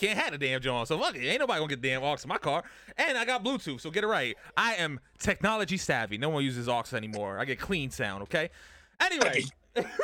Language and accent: English; New York City, New York, United States; I'm from Brooklyn